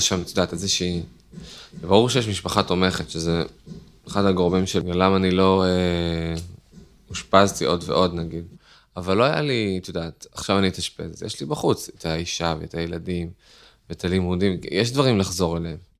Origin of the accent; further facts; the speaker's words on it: Netanya, Central District, Israel; אני מנתניה